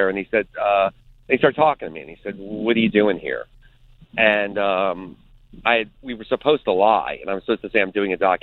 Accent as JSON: {"language": "English", "country": "United States", "said": "as an American"}